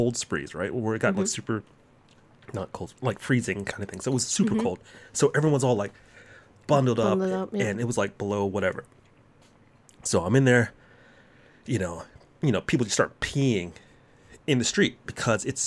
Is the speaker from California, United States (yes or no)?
no; Texas, United States; I'm still from Texas